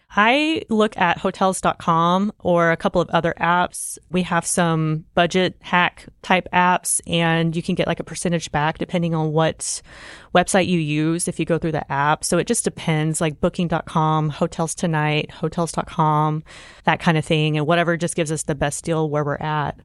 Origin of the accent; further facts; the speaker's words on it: Oklahoma, United States; I grew up in Oklahoma, so first and foremost, growing up in Oklahoma, you're just prone to severe weather every year